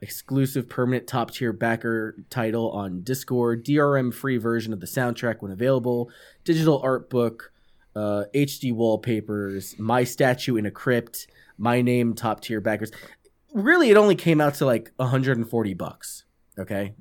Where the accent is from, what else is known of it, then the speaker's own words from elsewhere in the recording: New York, United States; moved away; also born or lived in California / North Carolina; I'm from New York.